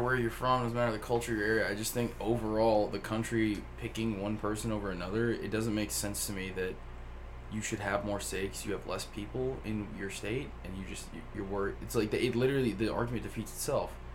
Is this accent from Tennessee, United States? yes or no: yes; Flintville, Tennessee, United States; I grew up in Flintville, Tennessee.